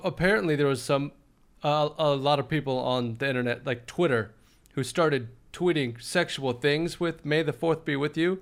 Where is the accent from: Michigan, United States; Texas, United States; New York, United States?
Texas, United States; Austin; also born or lived in Los Angeles; Born and raised in Austin, we're pretty we're pretty laid back as far as cities go